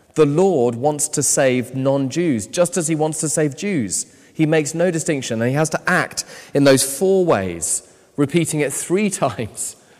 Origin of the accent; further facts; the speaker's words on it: United Kingdom; I'm British